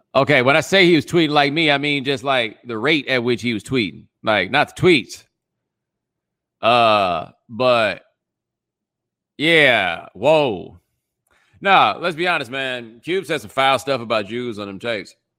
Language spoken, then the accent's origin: English; Texas, United States; I'm from Texas